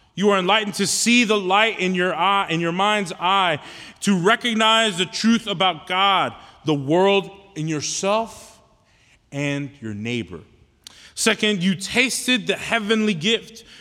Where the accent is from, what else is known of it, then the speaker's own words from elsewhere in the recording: Houston, Texas, United States; I'm from Houston, right? Born and raised in Houston